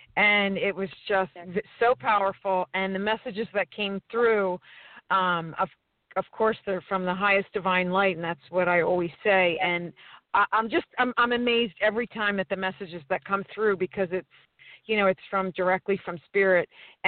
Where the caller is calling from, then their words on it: San Diego, California, United States; I'm calling from San Diego, sunny San Diego.